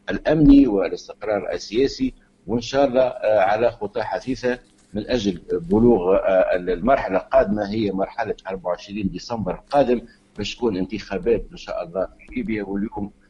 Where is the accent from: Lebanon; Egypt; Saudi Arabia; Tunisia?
Tunisia; معناتها احنا معناتها كما نقولوا في تونس نقولوا قبل آه، تونس آه، مبنيه على الولي الصالحين